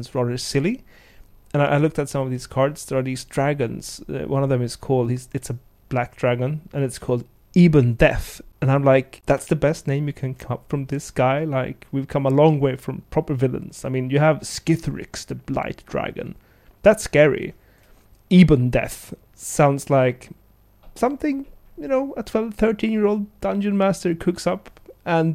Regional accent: Sweden; growing up in Sweden

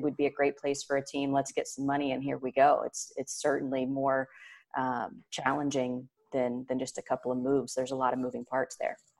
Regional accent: near Indianapolis, United States; in Indianapolis near my hometown

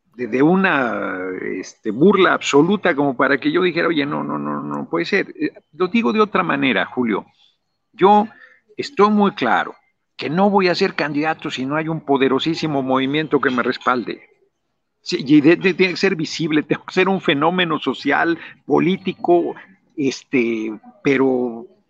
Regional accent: Mexico City, Mexico; also born or lived in Morelos; yo nací en el DF

